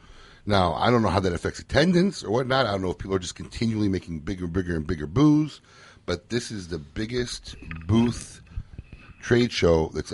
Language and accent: English; Niles, Illinois, United States; I grew up in Niles.